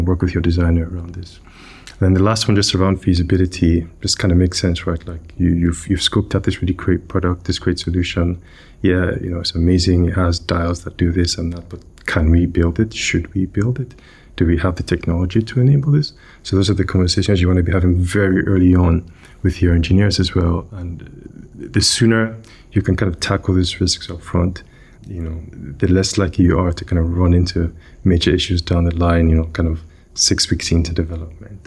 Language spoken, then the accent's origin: English; Nigeria; moved away; I grew up in, in West Africa. I grew up in Nigeria